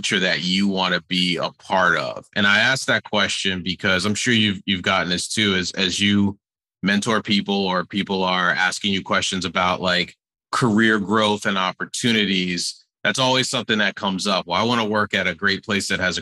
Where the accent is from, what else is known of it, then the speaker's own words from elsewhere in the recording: New Jersey, United States; I'm born and raised in New Jersey